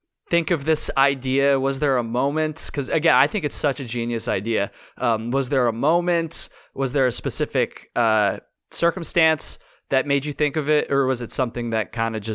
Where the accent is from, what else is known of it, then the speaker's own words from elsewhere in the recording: Vermont, United States; I'm from Vermont. Like, I grew up hiking on the long trail